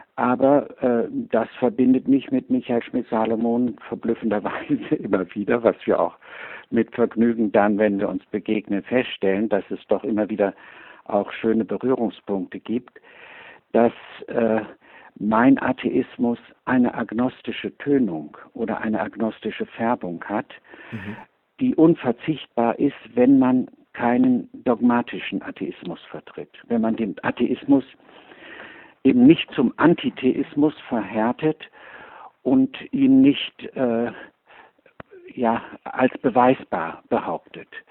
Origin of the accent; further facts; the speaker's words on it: Cologne, North Rhine-Westphalia, Germany; ich habe in Köln gelebt und dort Abitur gemacht